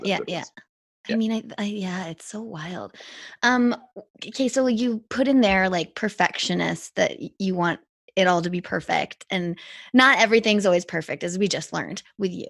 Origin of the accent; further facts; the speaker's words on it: Whistler, British Columbia, Canada; that also makes us all whistler kids